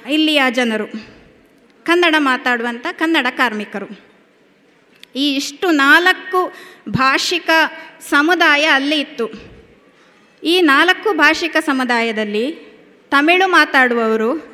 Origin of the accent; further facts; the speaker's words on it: Siddapura, Karnataka, India; also born or lived in Virajpet, Kodagu; ನಾನು ಹುಟ್ಟಿದ್ದು ಕೊಡಗಿನಲ್ಲಿ ಕೊಡಗಿನ ವಿರಾಜಪೇಟೆ ಹಾಗೆ ಬೆಳೆದದ್ದು ಕೊಡಗಿನ ಸಿದ್ದಾಪುರ